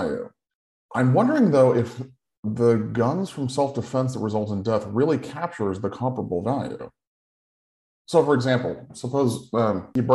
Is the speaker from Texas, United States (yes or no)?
no; Sacramento, California, United States; my hometown of Sacramento